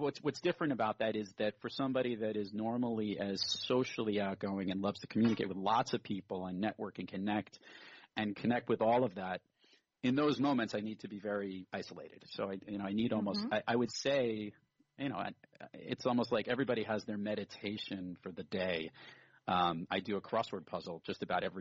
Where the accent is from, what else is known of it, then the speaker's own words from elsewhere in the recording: New York City, New York, United States; also born or lived in Brooklyn, New York; I grew up in Rockaway Beach, Queens